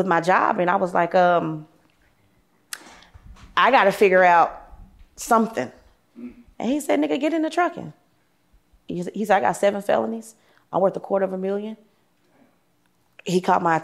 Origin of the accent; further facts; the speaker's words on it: Dallas, Texas, United States; I'm from Oak Cliff